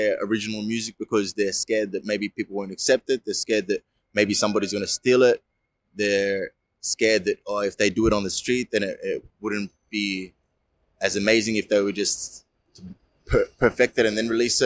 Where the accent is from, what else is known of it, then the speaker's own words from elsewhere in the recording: Melbourne, Victoria, Australia; I'm from Melbourne City.